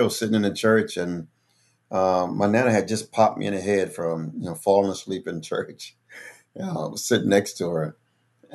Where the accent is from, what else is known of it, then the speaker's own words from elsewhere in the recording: Philadelphia, Pennsylvania, United States; moved away; also born or lived in Plains, Georgia; I grew up in North Philadelphia.